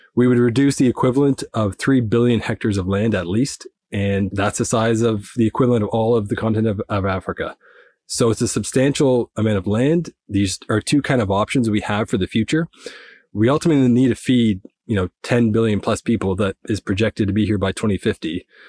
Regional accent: Nova Scotia, Canada; I'm from the east coast of Canada in Nova Scotia.

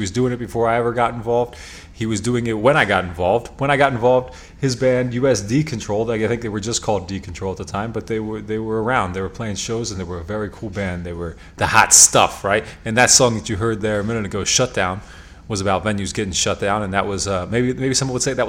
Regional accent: York, Pennsylvania, United States; now in Lancaster, United States; I'm from York. I live in Lancaster

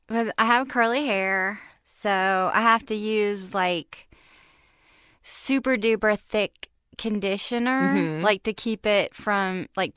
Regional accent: Charleston, South Carolina, United States; moved away as an adult; also born or lived in Dallas; now in Los Angeles, United States; Well, I'm from Charleston. It's really humid there.

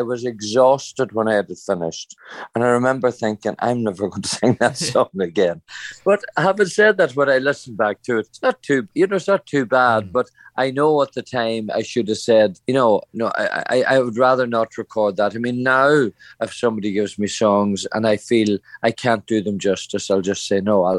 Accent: Ireland; You know, I have to say that took me by surprise, because I really did not think, you know, being Irish, that I could be honoured like that.

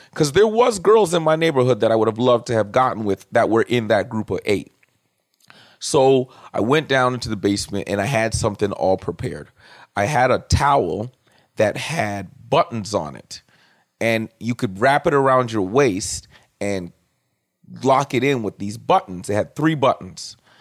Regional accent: Toronto, Ontario, Canada; I'm Caribbean from Scarborough

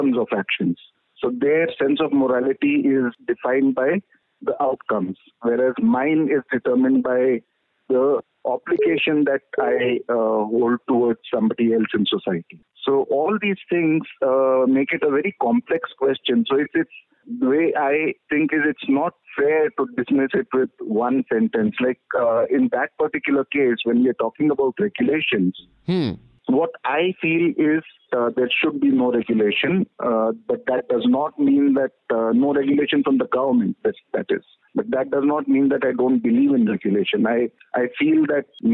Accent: Mysore, Karnataka, India; now in Ahmedabad, India; actually from Mysore. Right now, I'm in Ahmedabad

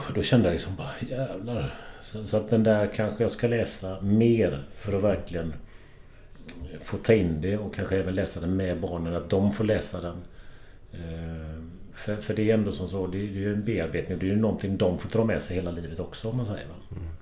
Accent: Kullavik, Västra Götaland, Sweden; Kullavik är jag uppvuxen

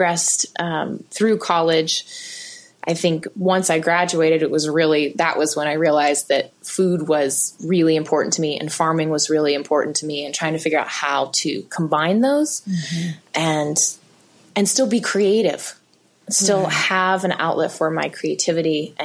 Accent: South Alabama, United States; moved away; also born or lived in Eugene; I grew up in South Alabama, right close to the coast.

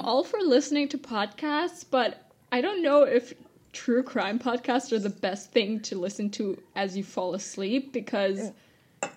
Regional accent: Germany; also born or lived in Canada; I returned to Germany because uh, I am 100% German. Both my parents were German

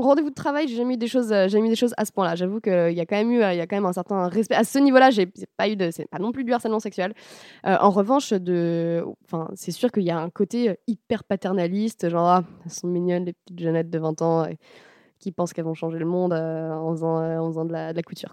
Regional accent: France; on est français

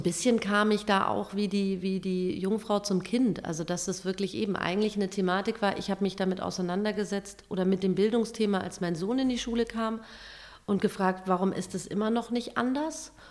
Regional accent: Germany; bei uns in Deutschland

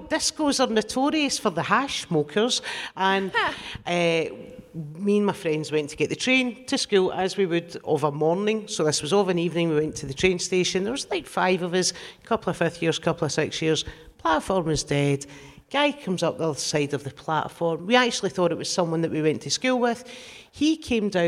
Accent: Glasgow, Scotland, United Kingdom; I grew up in the East End of Glasgow

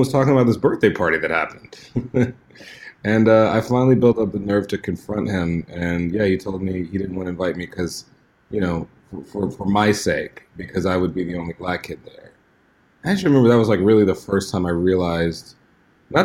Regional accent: Houston, Texas, United States; I grew up in Houston, Texas

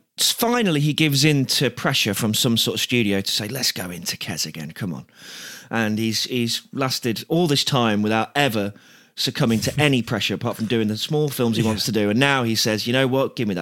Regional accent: Loughborough, East Midlands, United Kingdom; Loughborough, that is my hometown

